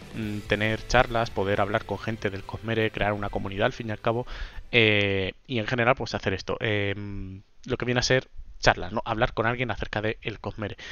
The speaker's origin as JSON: {"language": "Spanish", "region": "Region of Murcia", "country": "Spain", "said": "yo soy de Murcia, de, concretamente de una ciudad de, la región de Murcia"}